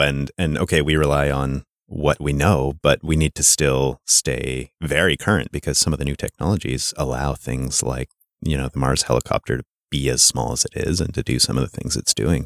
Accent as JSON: {"language": "English", "town": "Sudbury", "region": "Ontario", "country": "Canada", "said": "I'm from Sudbury, Ontario, which is a mining town in northern Ontario"}